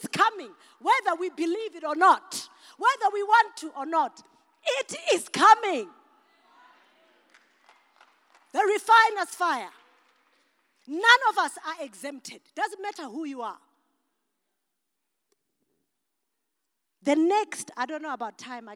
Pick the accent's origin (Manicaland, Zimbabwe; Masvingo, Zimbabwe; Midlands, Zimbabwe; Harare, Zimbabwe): Masvingo, Zimbabwe; I'm African from Mashingo